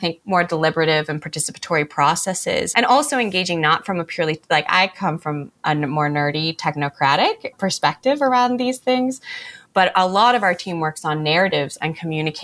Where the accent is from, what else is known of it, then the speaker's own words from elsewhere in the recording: United States; I'm from the United States